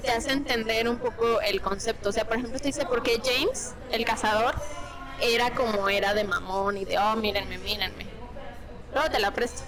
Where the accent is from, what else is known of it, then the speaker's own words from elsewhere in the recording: Mexico; así somos los mexicanos